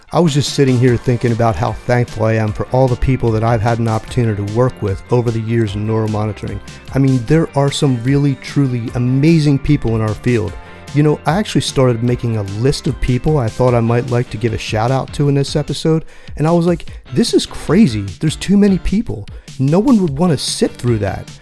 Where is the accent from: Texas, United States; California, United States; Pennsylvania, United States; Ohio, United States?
Pennsylvania, United States; Philadelphia; my hometown of Philly